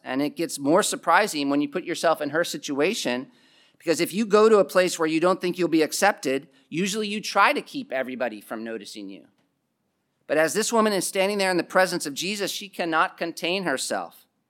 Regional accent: East Coast, United States; also born or lived in South Africa; growing up in the East Coast

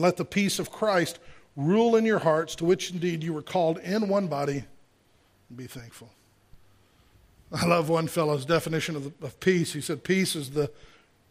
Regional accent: Gulf Coast, United States; I grew up on the Gulf Coast, and we'd get hurricanes

